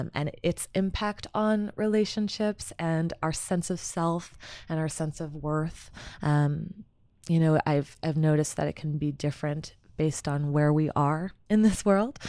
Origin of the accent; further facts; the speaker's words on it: Somerset, New Jersey, United States; moved away as an adult; also born or lived in Pennsylvania / Chicago; so I'm originally from Somerset, New Jersey. I was born and raised there